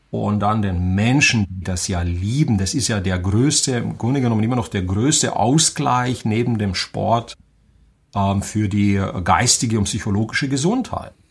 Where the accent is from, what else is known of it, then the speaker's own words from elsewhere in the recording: Banat, Romania; born there; moved away; dass ähm, ich im Banat in Rumänien geboren bin. Das kann man wahrscheinlich auch ein bisschen an meinem Akzent hören.